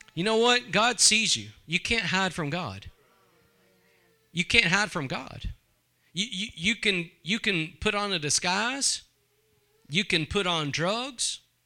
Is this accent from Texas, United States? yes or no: yes; East Texas, United States; I'm from East Texas